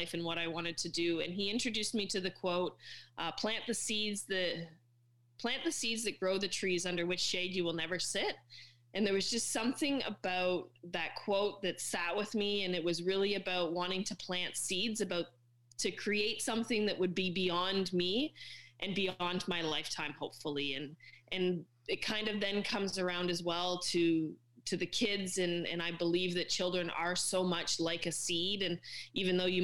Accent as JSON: {"language": "English", "town": "Bayfield", "region": "Ontario", "country": "Canada", "also_born_or_lived": "Netherlands (father's origin) / Zamora, Mexico", "said": "I'm actually from Bayfield, not from Windsor"}